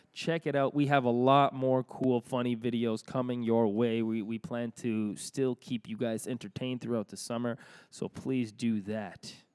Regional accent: Toronto, Ontario, Canada; we're from Toronto

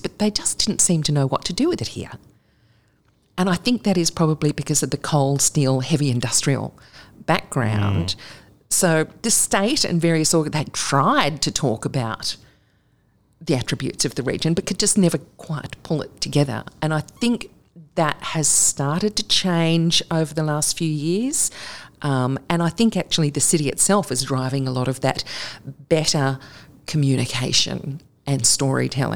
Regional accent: Sydney, New South Wales, Australia; moved away as an adult; also born or lived in Macksville, New South Wales / Bowraville, New South Wales / Hobart, Tasmania; now in Newcastle, Australia; as a kid growing up in Sydney

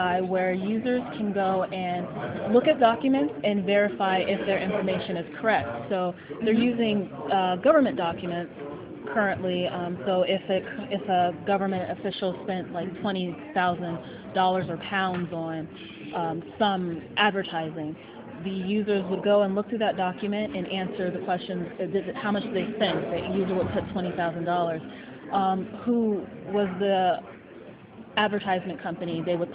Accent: Chicago, Illinois, United States; I am from Chicago, Illinois, United States

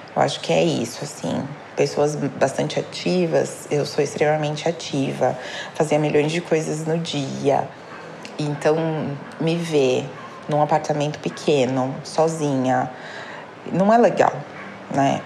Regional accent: São Paulo, Brazil; eu tenho 31 anos, sou de São Paulo

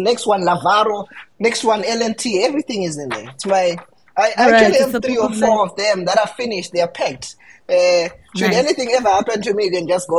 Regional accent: Zimbabwe; I'm from Zimbabwe.

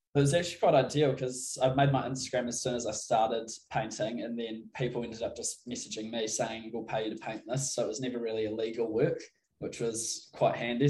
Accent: Christchurch, Canterbury, New Zealand; I'm from Christchurch, so it's down the middle of the South Island.

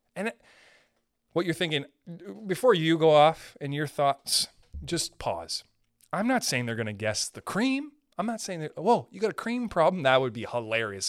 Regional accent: Canada; I'm a Canadian

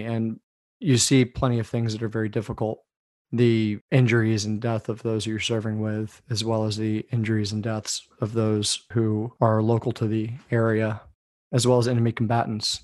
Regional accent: D.C., Northern Virginia, United States; I grew up outside Washington, D.C., in Northern Virginia.

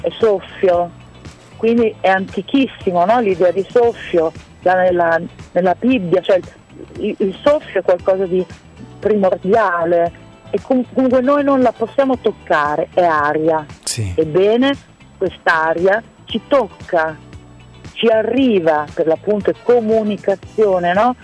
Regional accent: Rimini, Emilia-Romagna, Italy; sono di Rimini, però sono metà italiana, metà austriaca.

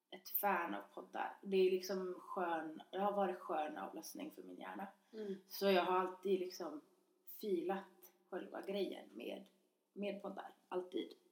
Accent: Umeå, Västerbotten County, Sweden; now in Gothenburg, Sweden; och jag är 24 år, eller ja, jag fyller 24. Ehm, och jag kommer från Umeå. Ehm, och jag, ja, jag bor här i Göteborg

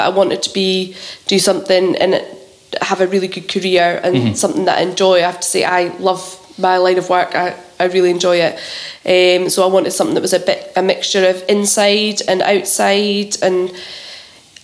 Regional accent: Coldstream, Scotland, United Kingdom; also born or lived in Duns / Glasgow; I was brought up in Coldstream. I went to school Coldstream and then secondary at Duns

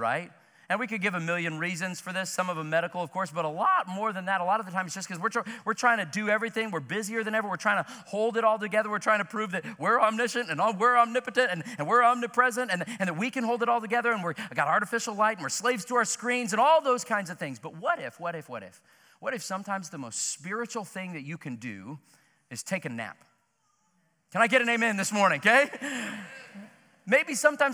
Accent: Joplin, Missouri, United States; my hometown of Joplin, Missouri

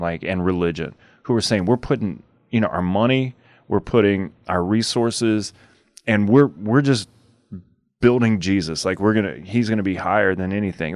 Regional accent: Louisiana, United States; growing up in Louisiana, a small town

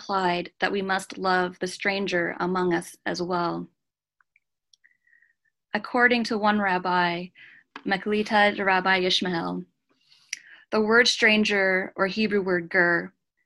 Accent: Japan; moved away as an adult; also born or lived in Canada; now in United States; I am a Canadian citizen with a Filipino mother, and I spent the first 18 years of my life in Japan. I came to America when I was 18

